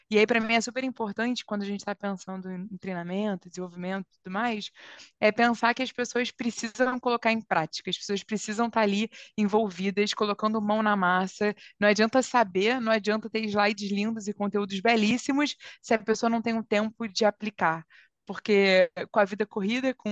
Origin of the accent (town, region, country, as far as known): Brazil